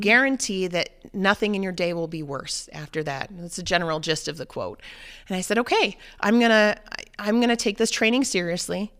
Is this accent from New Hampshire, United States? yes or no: yes; New Hampshire, United States; moved away; I grew up in New Hampshire, um, in the seacoast area